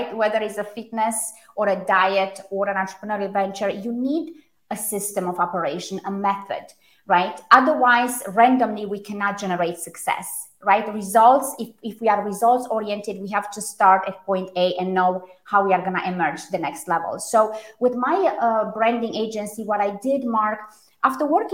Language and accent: English; Romania; first language Romanian; English is a second language; moved away; also born or lived in Germany; So Romanian, I was born in Romania. German was my second language